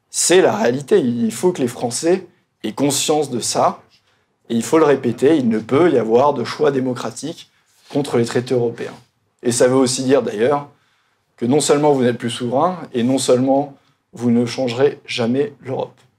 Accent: Bourgogne-Franche-Comté, France; Et vous savez, on dit souvent, je viens de Bourgogne, je ne vais pas non plus jeter la pierre

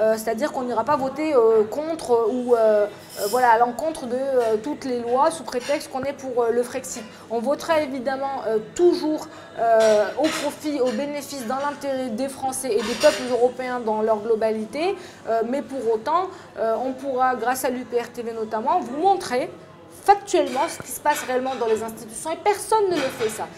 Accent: France; je suis une française

